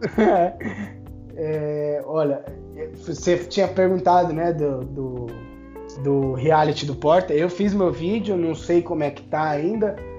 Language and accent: Portuguese; São Paulo, Brazil; falei que eu era de São Paulo